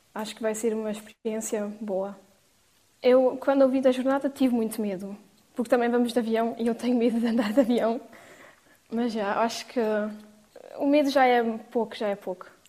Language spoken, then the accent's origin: Portuguese; Portugal; now in Luxembourg; eu, que sou portuguesa